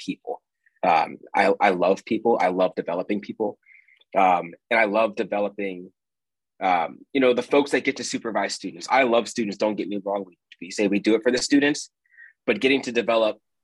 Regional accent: suburb of Philadelphia, Pennsylvania, United States; moved away as an adult; also born or lived in Wyoming / Nebraska; now in Omaha, United States; a suburb right outside of Philadelphia

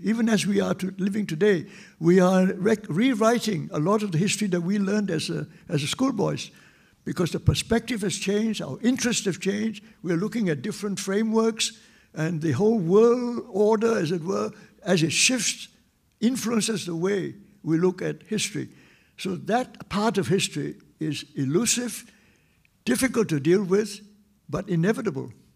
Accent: Singapore; our conception of being a Singaporean identity

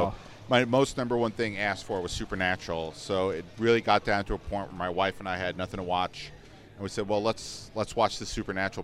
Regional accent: North New Jersey, United States; moved away as an adult; now in Florida, United States; I grew up in North New Jersey

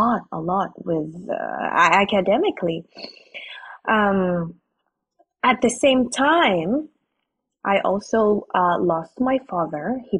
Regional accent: Athens, Attica, Greece; also born or lived in Philippines; Filipina. I am 27 years old. I was born and raised here in Athens, Greece. I grew up here. Did and finished my college in the Philippines. Came back here in Athens, Greece.

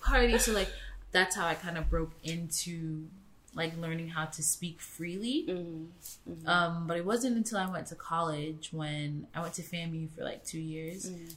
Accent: Florida, United States; moved away as an adult; also born or lived in Queens, New York; now in London, United Kingdom; I lived with my mom and my sister mm. down south in Florida um, from the age of seven. So I grew up in the suburbs

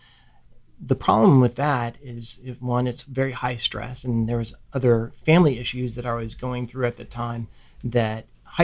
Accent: Ohio, United States; moved away as an adult; I grew up in Ohio

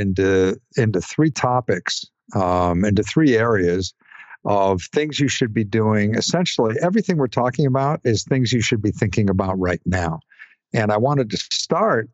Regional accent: Ohio, United States; now in Florida, United States; I grew up in Ohio

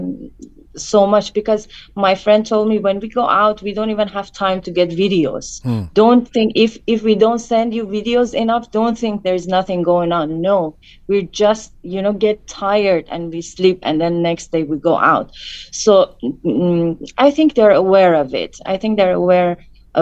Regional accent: Iran; moved away as an adult; I grew up in Iran.

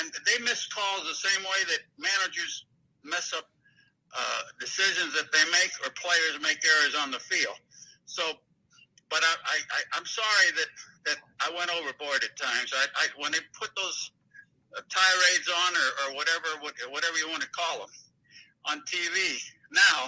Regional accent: Tampa, Florida, United States; my hometown in Tampa

